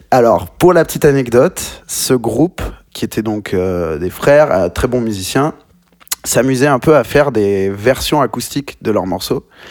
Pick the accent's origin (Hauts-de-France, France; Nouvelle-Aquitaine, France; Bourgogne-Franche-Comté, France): Nouvelle-Aquitaine, France; Bordeaux; moved away as an adult; also born or lived in Bayonne; now in Paris, France; je viens de Bordeaux. J'ai passé beaucoup de temps là-bas